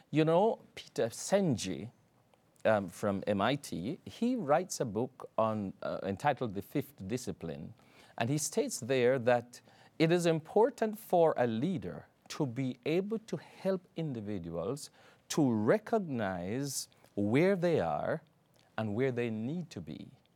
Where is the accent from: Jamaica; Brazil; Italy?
Jamaica; moved away; I'm from Jamaica, and back there, um, I had, at one stage, twelve churches that I pastored